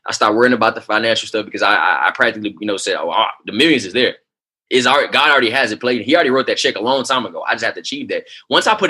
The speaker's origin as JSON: {"language": "English", "town": "Houston", "region": "Texas", "country": "United States", "moved": "as an adult", "lives_now": "Oklahoma City, United States", "said": "I didn't understand why I had to move to Oklahoma City. You know, I'm coming from Houston, Texas"}